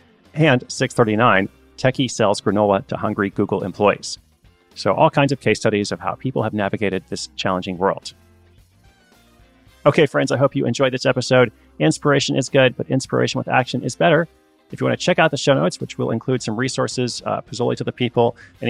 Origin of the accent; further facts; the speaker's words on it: Portland, Oregon, United States; moved away; my hometown of Portland, Oregon